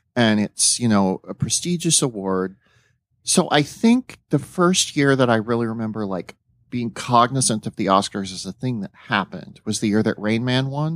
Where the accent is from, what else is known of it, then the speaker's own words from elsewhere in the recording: South Dakota, United States; I grew up in South Dakota